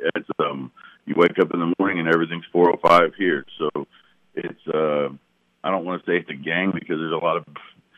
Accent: Louisville, Kentucky, United States; now in Oklahoma, United States; I'm a transport from Louisville, Kentucky to here, but I am now an Okie, and I'm proud of it.

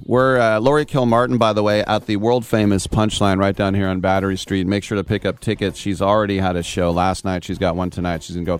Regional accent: Richmond, California, United States

